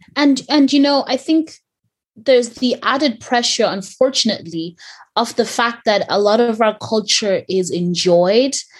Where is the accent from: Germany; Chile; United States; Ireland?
Ireland; growing up in Ireland